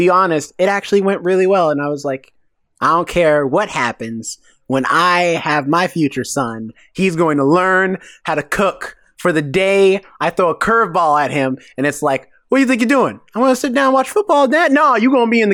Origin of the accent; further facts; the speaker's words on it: the South, United States; I'm from the South